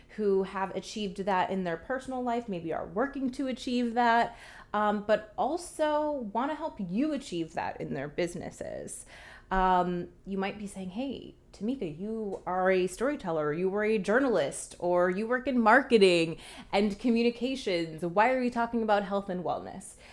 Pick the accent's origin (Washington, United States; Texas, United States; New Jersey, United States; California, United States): New Jersey, United States; moved away as an adult; also born or lived in Coral Gables, Florida / Montgomery, Alabama / London; originally from New Jersey